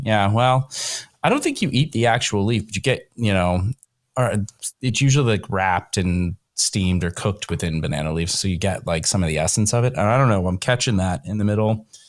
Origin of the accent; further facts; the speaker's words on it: Northern Kentucky, United States; I'm from Kentucky